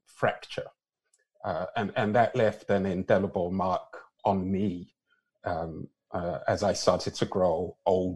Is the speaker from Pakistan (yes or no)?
no; London, United Kingdom; also born or lived in Lagos, Nigeria; now in Canada; I was born and raised in London, England.